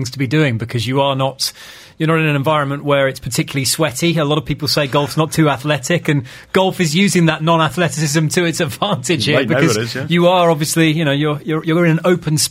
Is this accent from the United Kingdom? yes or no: yes; United Kingdom; now in Dubai, United Arab Emirates; I'm British